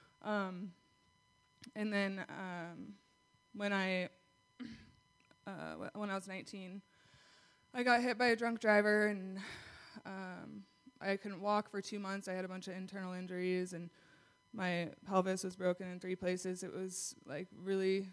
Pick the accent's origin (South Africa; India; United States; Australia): United States; Kalispell, Montana; I'm 24, and I'm from Kalispell.